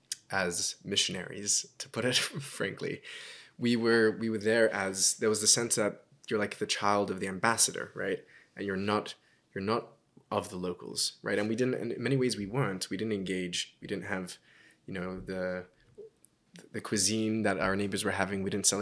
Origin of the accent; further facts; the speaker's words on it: Sydney, New South Wales, Australia; Growing up in Sydney was delightful in many ways.